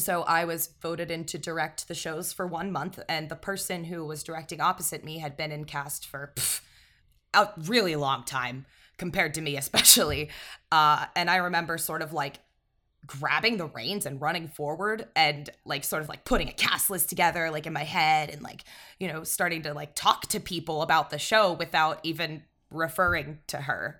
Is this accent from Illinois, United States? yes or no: no; Pittsburgh, Pennsylvania, United States; I'm from Pittsburgh. I'm gonna call it pop